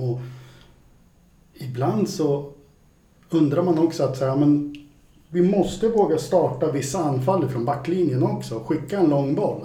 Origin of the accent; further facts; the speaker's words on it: Värmland, Sweden; moved away; jag är från Värmland från början